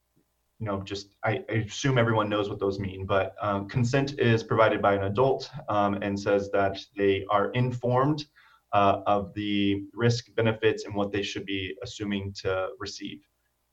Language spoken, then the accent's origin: English; Cypress, Texas, United States; my community that I grew up in Cyprus. And so if you're familiar with the Houston area, Cyprus is a suburb